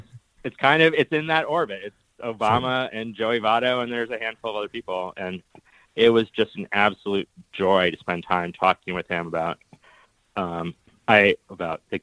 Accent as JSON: {"language": "English", "town": "Oxford", "region": "Ohio", "country": "United States", "tie": "born or raised there", "said": "I grew up in Oxford, Ohio, and was given a hand-knit Cincinnati Reds sweater when I was born"}